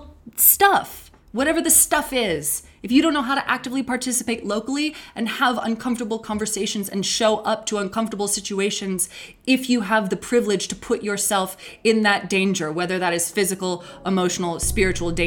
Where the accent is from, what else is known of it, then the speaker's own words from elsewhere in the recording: Lander, Wyoming, United States; I did all the camps as a kid in Lander